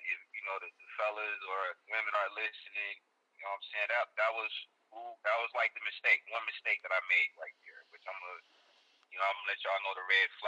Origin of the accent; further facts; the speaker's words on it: Detroit, Michigan, United States; moved away as an adult; also born or lived in Florida; I'm from Detroit, from the West Side, born and raised